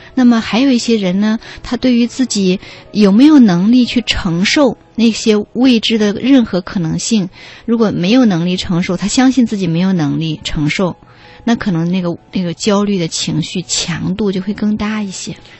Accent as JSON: {"language": "Chinese", "country": "China", "said": "我们中国人"}